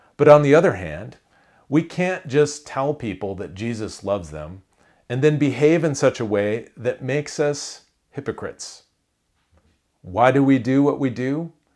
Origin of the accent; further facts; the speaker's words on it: Iowa, United States; I grew up in Iowa